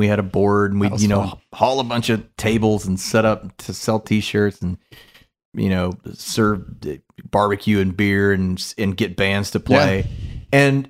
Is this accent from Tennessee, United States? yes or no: yes; Memphis, Tennessee, United States; I know growing up in Memphis and learning to swim at Geisman, public park, and joining the Geisman swim team.